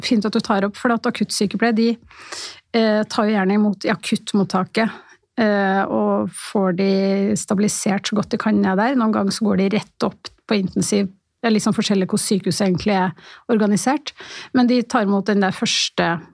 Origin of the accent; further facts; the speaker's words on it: Levanger, Trøndelag, Norway; moved away as an adult; also born or lived in Stockholm, Sweden; now in Oslo, Norway; Født i Stockholm, oppvokst på Levanger. Men bodd i Oslo siden 91.